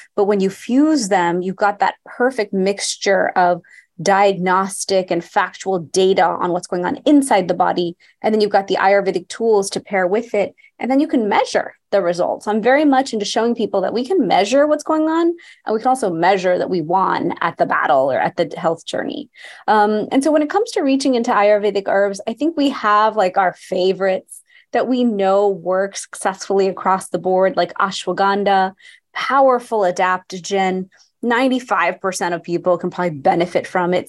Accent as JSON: {"language": "English", "town": "Houston", "region": "Texas", "country": "United States", "tie": "born or raised there", "said": "I grew up in Houston, Texas, to an Indian family, and we'd go to India every single year"}